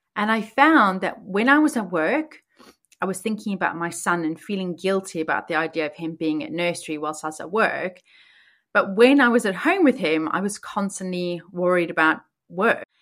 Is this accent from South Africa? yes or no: yes; South Africa; moved away as an adult; now in Oxfordshire, United Kingdom; I was born and raised in South Africa, and I moved to the U K when I was nineteen